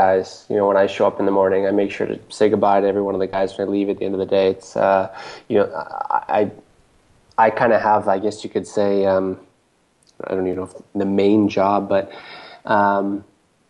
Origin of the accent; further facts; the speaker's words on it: Canada; as a Canadian